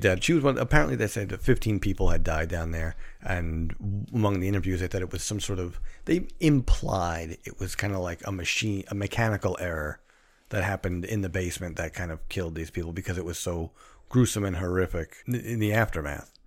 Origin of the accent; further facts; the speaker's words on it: New York City, New York, United States; we live in Queens. We're from Queens